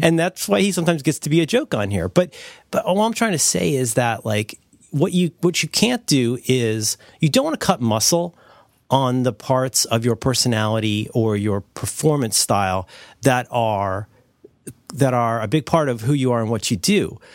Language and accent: English; Ohio, United States; I'm from the Midwest, your mo-, I'm from Ohio